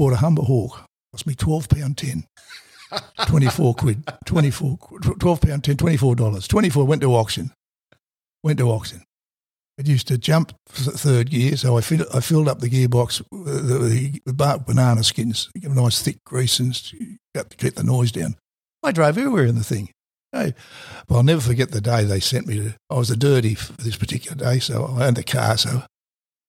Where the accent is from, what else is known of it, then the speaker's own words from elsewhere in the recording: Sydney, New South Wales, Australia; I came from Darling Point. We lived at Darling Point, which is a posh area or anything